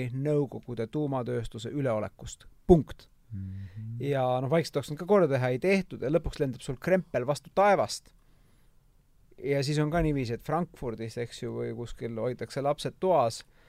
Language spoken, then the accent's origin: Estonian; Tallinn, Harju County, Estonia; mina kasvasin Lasnamäel üles